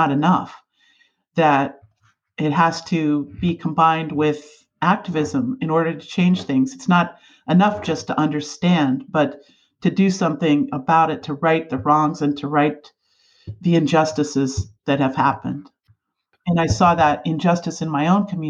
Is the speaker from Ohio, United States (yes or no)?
yes; Dover, Ohio, United States; moved away as an adult; now in Alaska, United States; I grew up in a little town called Dover, Ohio, in Northeast Ohio